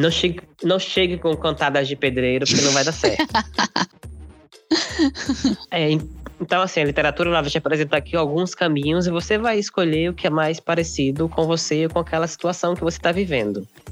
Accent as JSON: {"language": "Portuguese", "town": "Brasília", "region": "Federal District", "country": "Brazil", "said": "a Débora e eu estudamos em Brasília, somos de Brasília"}